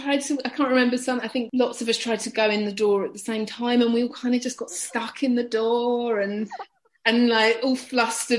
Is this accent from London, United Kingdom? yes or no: yes; Chingford, London, United Kingdom; moved away as an adult; now in Belfast, United Kingdom; I grew up in Chingford